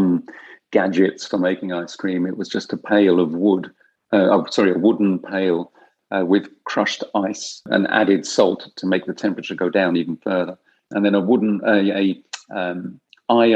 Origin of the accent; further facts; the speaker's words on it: Kent, South East England, United Kingdom; first language French; English is a second language; I was born in this country, in Kent, but I was raised as a French child. So my first language, surprisingly enough, was French